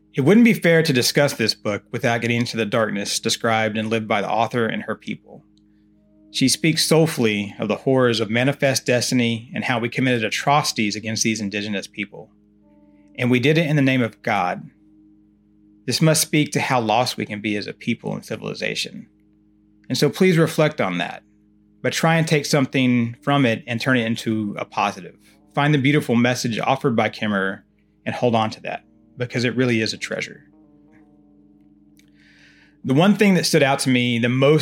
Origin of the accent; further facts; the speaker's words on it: Oklahoma, United States; now in Texas, United States; I'm originally from Oklahoma and my mother has lived for years in Potawatomi County there